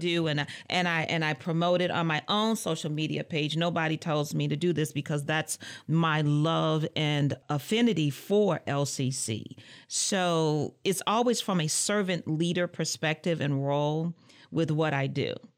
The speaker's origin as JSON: {"language": "English", "town": "Muskegon Heights", "region": "Michigan", "country": "United States", "also_born_or_lived": "Lansing, Michigan", "moved": "as an adult", "said": "I hail from Muskegon Heights, Michigan"}